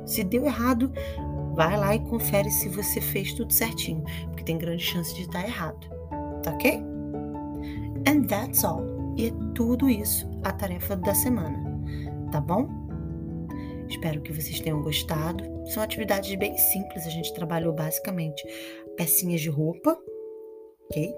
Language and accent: Portuguese; Brazil; I am from Brazil. É de onde eu venho